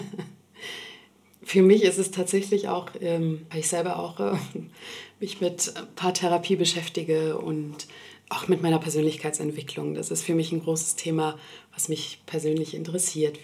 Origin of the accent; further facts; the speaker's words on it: Berlin, Germany; also born or lived in Sweden; ich bin schon seit meiner Kindheit in Berlin. Ich komme ursprünglich aus Schweden und bin hier aufgewachsen